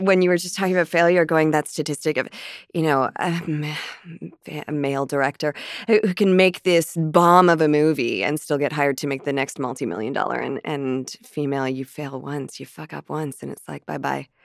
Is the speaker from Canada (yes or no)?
yes; Canada; a Canadian actress